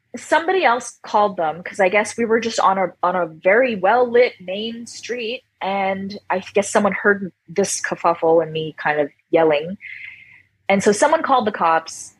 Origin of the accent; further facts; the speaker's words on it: Toronto, Ontario, Canada; moved away as an adult; now in Hawaii, United States; I was born in Toronto, Canada